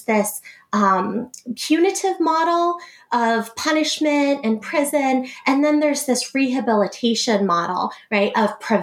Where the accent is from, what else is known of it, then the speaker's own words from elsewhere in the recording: Boston, Massachusetts, United States; moved away as an adult; now in Iowa, United States; I grew up in Boston, Massachusetts, right outside of Boston. And I came to Iowa in 2007